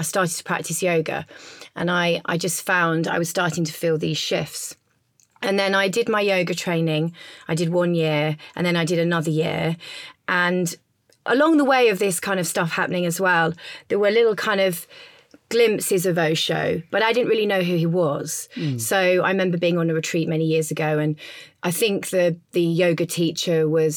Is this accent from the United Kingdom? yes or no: yes; Leicester, East Midlands, United Kingdom; now in London, United Kingdom; I'm not from London. I'm originally from Leicester, from the middle of England, but I live in Notting Hill